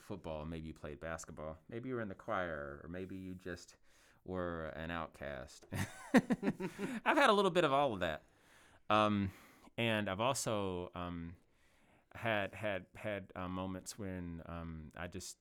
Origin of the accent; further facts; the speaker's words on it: Louisville, Kentucky, United States; I was born in South Louisville, but I lived a lot of my life in West Louisville, and I've lived just about everywhere in Louisville.